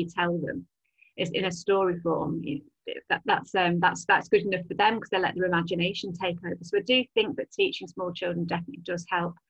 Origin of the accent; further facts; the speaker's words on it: Southport, North West England, United Kingdom; also born or lived in London; now in Liverpool, United Kingdom; I grew up in Southport, which is on the northwest coast.